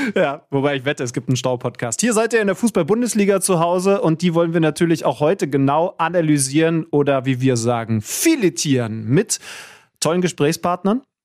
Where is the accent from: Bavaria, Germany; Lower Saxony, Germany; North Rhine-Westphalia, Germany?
Lower Saxony, Germany; Wolfsburg; in meiner Heimat